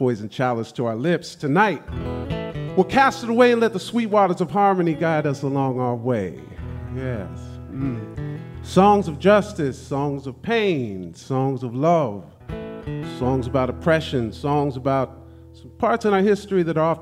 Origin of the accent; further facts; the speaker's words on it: Los Angeles, California, United States; I am from California, from Los Angeles to be exact